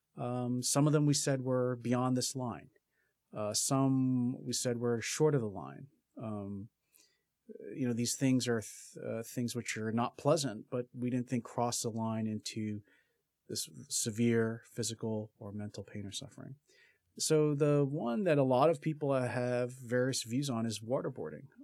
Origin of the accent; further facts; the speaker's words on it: Philadelphia, Pennsylvania, United States; moved away as an adult; also born or lived in Berkeley, California; I grew up in Philadelphia and went to school on the East Coast